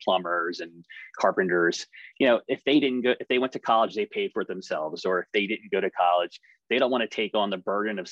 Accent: Montgomery County, Pennsylvania, United States; the high school that I went to growing up in Montgomery County

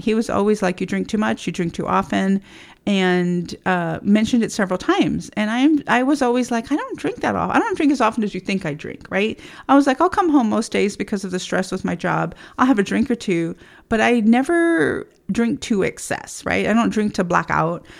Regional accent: Texas, United States; I grew up in Texas in uh, the 70s

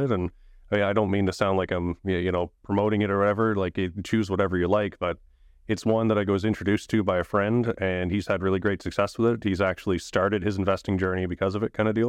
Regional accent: Saint John, New Brunswick, Canada; So born and raised in Saint John, New Brunswick. I've always been there

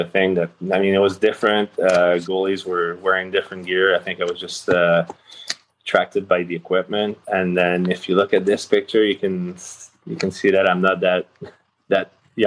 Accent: Rimouski, Quebec, Canada; also born or lived in Chandler, Quebec; I think I was 1 year old when I moved away from Chandler, where I was born. So Rimouski is the city where I grew up

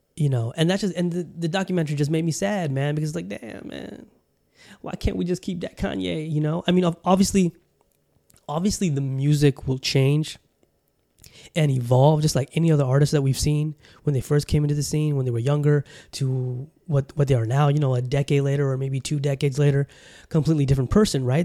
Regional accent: Southern California, United States; moved away; also born or lived in Bangladesh; growing up in California, you know, in Southern Cali

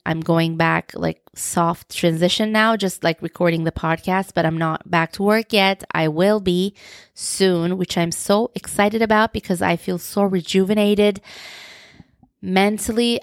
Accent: Turkey; first language Turkish; English is a second language; I am originally from Turkey, so my first language is Turkish.

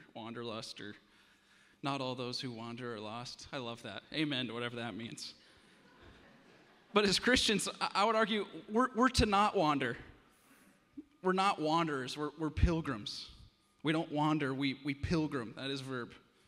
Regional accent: Iowa, United States; I'm from Iowa

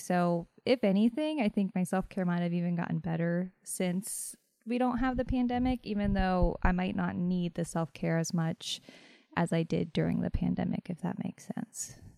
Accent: Fairmont, West Virginia, United States; moved away as an adult; also born or lived in Morgantown, West Virginia; now in Martinsburg, United States; I am originally from Fairmount, West Virginia, born and raised.

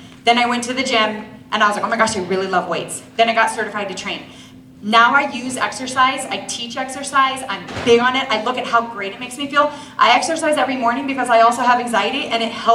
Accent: Washington, District of Columbia, United States; moved away as an adult; also born or lived in Maryland / Utah; I grew up in Washington, D.C., and I graduated and I went to school at BYU

